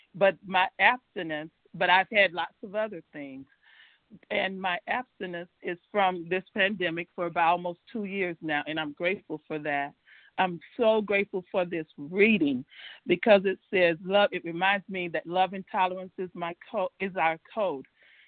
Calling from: Georgia, United States; Thanks for this opportunity. I'm calling from Georgia.

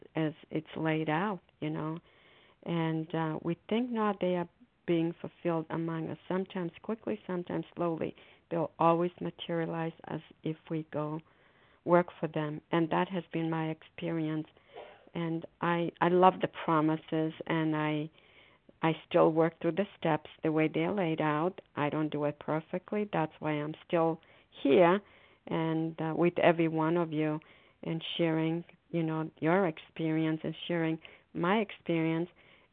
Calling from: Foxborough, Massachusetts, United States; calling from Foxborough, Massachusetts.

